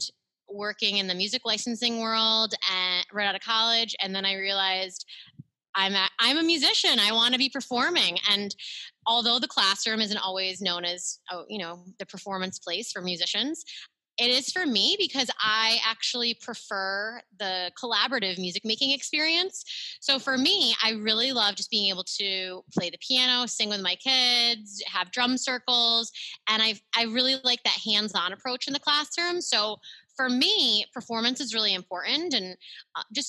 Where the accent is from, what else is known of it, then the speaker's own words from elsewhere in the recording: Central New York, United States; I'm from Central New York.